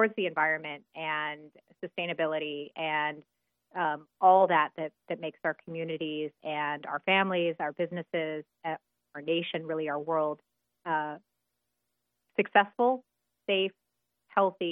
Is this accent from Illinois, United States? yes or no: no; Willamette Valley, Oregon, United States; moved away as an adult; now in Washington, D.C., United States; I'm originally from the Willamette Valley in Oregon